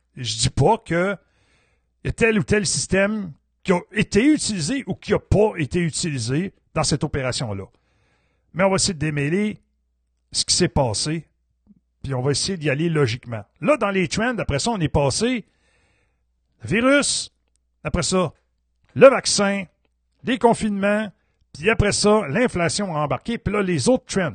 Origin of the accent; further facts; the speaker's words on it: Quebec, Canada; je suis un Québécois